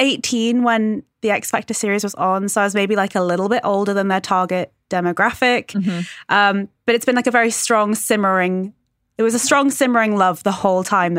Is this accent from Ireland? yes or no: no; United Kingdom; So I'm British.